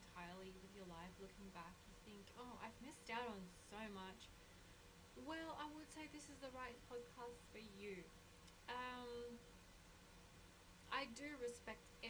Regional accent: Australia; background is Colombian, but I was raised in Australia.

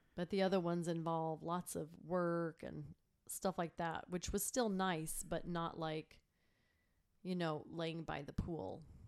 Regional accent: Texas, United States; moved away as an adult; also born or lived in Chicago; I grew up in Texas, obviously, and I went to Texas A and M.

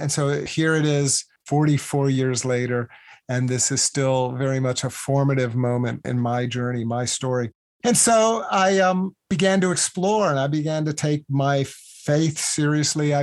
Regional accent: Virginia, United States; I grew up in Virginia.

